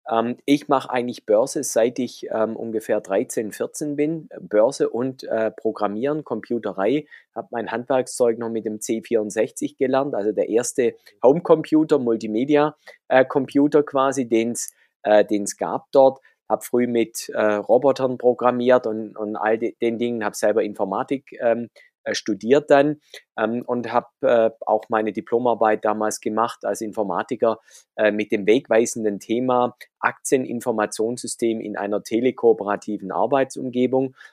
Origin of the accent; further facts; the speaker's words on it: Baden-Württemberg, Germany; accent: Swabian; ich komme ja aus dem Schwabenland, das hört man ab und zu raus.